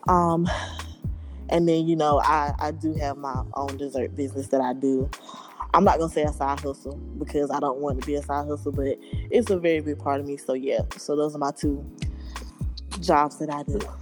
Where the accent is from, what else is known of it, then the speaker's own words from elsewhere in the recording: Roseboro, North Carolina, United States; I'm from Roseboro, North Carolina, a little small town